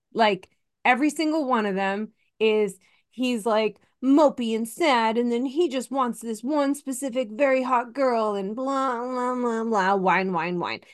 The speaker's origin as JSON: {"language": "English", "region": "Massachusetts", "country": "United States", "said": "I'm from Massachusetts and everyone from Massachusetts is psychotic sports fan"}